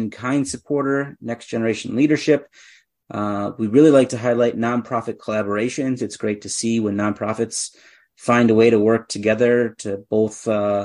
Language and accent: English; Germantown, Wisconsin, United States; I grew up in Germantown, and I, you know, grew up just on the road from that spot